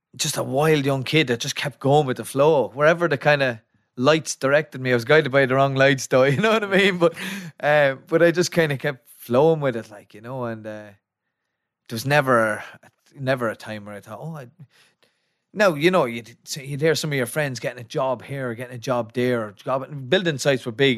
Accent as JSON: {"language": "English", "town": "Athy", "region": "Leinster", "country": "Ireland", "said": "I'm from Atai, County Kildare"}